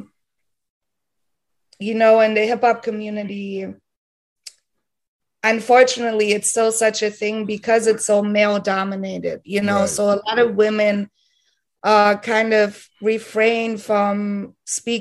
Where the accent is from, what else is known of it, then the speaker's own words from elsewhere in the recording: Heidelberg, Baden-Württemberg, Germany; moved away as an adult; now in Berlin, Germany; originally I'm from Heidelberg, Germany